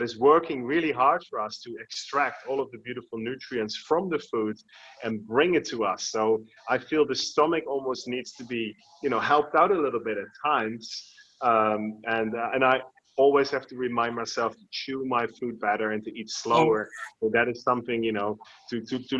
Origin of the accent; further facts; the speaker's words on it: Netherlands; now in Bali, Indonesia; I was born in the Netherlands